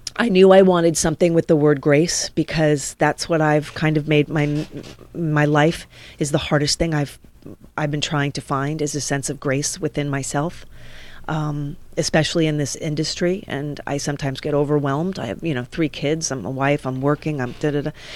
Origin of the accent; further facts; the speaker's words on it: New York, United States; moved away as an adult; also born or lived in West Hollywood, California; now in Los Angeles, United States; my whole life had been in New York. I'm a New Yorker